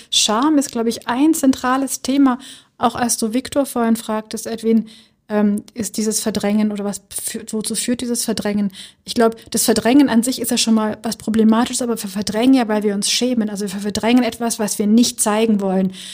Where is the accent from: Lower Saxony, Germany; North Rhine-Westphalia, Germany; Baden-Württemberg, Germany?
Baden-Württemberg, Germany; Schwäbisch Gmünd; moved away as an adult; now in Berlin, Germany; dieser Ort also Schwäbisch Gmünd, wo ich groß geworden bin